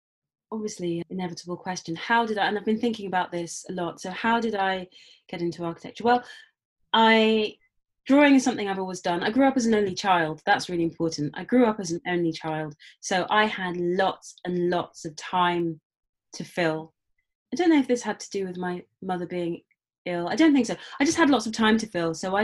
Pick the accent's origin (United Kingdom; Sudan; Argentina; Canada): United Kingdom; London; I grew up in London. I'm black British, or I suppose these days people say black British West African.